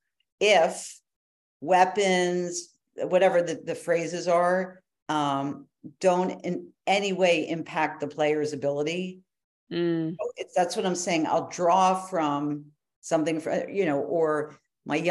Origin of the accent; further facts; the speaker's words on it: Philadelphia, Pennsylvania, United States; moved away; also born or lived in New York; we grew up in Philly, Philadelphia, we were Phillies fans